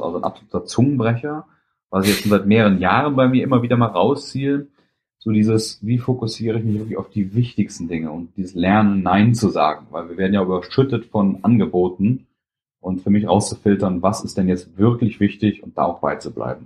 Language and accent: German; Germany; ich bin extra aus Deutschland gekommen